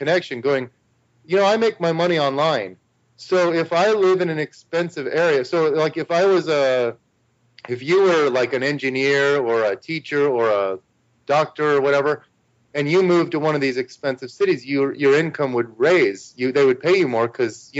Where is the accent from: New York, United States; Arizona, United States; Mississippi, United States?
Arizona, United States; moved away as an adult; also born or lived in New Zealand; I was born and raised in Arizona, and I'm used to the sun.